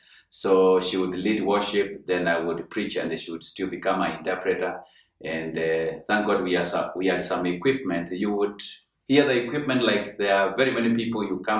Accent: Mwingi, Kitui County, Kenya; I come from Kitui County and Mwingi sub-county that is in Kenya.

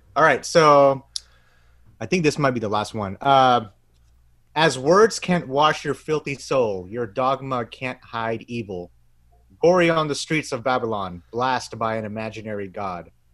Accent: Bangladesh; I'm from Bangladesh

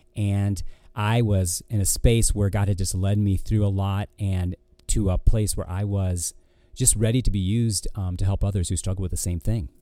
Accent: Ortonville, Michigan, United States; also born or lived in Florida / California / Georgia; now in Virginia, United States; I grew up in a small town called Ortonville

